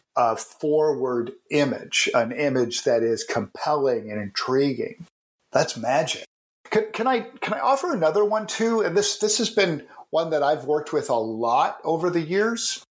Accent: Canada; I'm a Canadian.

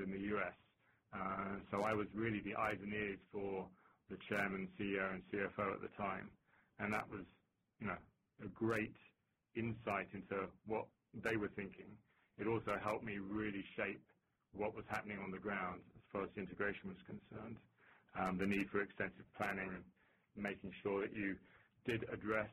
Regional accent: London, United Kingdom; moved away as an adult; also born or lived in Sydney, Australia; now in Boston, United States; as you can hear from my accent, I'm not actually from Boston, which is where I'm sitting at the moment. I hail from London

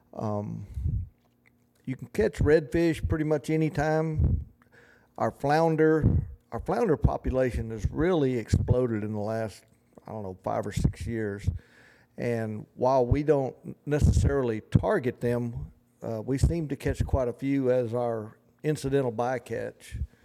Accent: the South, United States; accent: twang and drawl; we're from the South and, you know, we have a little twang in our voice and drawl

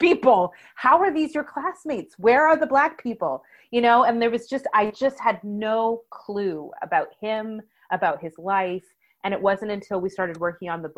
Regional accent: Canada; I was truly Canadian

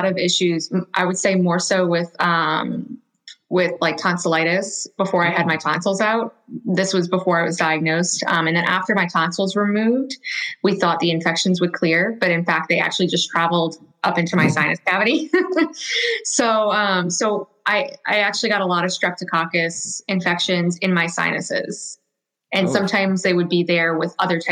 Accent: Louisiana, United States; I'm from Louisiana

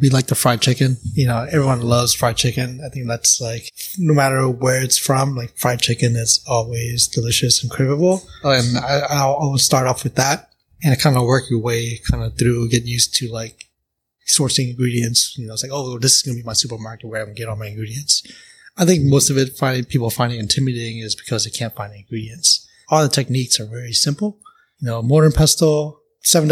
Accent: Oakland, California, United States; I'm from NorCal

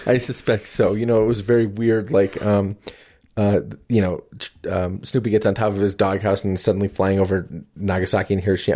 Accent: New Jersey, United States; I'm from New Jersey

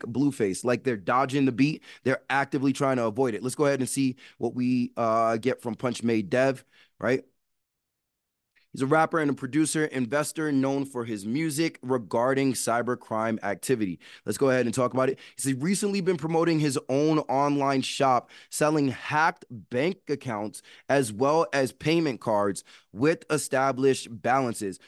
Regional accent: New York City, New York, United States; I'm from New York City

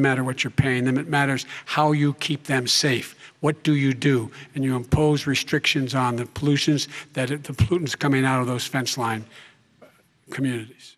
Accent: Claymont, Delaware, United States; I used to live near that when I was growing up in Claymont, Delaware.

